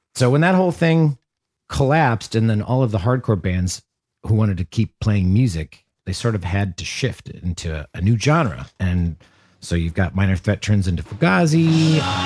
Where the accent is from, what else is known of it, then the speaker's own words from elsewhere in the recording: Janesville, Wisconsin, United States; moved away as an adult; now in Brooklyn, New York, United States; I grew up in Janesville, Wisconsin, a blue-collar town known for its factories and chain restaurants